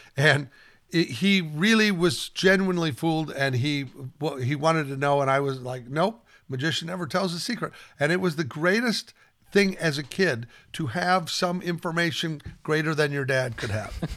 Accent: Omaha, Nebraska, United States; I grew up in Omaha, Nebraska

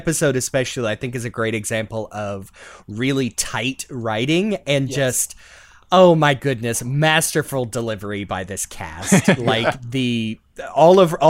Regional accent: Gulf Coast of America, United States; We have a f-ing moon pie in my hometown

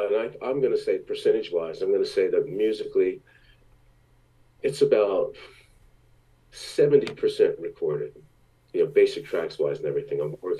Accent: Belmar, New Jersey, United States; also born or lived in Long Branch, New Jersey / Asbury Park, New Jersey; The anniversary of my town, Belmar, New Jersey, where I grew up. Really, I was born in Long Branch, but we lived in Asbury Park until I was six, and then we moved from Asbury Park to Belmar. So everything from after that was in Belmar.

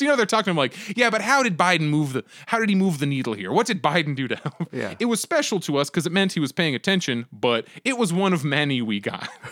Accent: Pennsylvania, United States; moved away; I'm originally from Pennsylvania, and I speak to very, very few people who are from my like high school and elementary schools

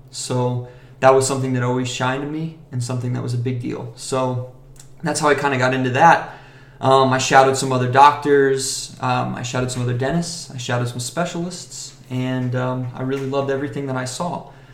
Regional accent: Vero Beach, Florida, United States; I'm originally from Vero Beach, Florida.

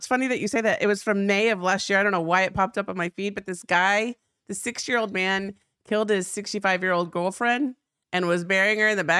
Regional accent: Texas, United States; I like how when I get all trashy, I'm like from South Texas.

